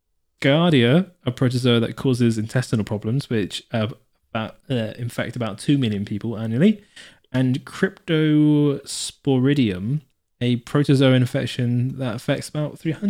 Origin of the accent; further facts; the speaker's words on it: South West England, United Kingdom; I mean, growing up in Devon, you're like, oof, you get many.